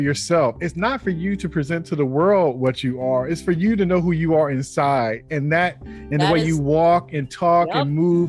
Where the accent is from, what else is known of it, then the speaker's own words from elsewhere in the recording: Bay Area, California, United States; I think I kind of lucked out being growing up in the Bay Area and with just a variety of everything.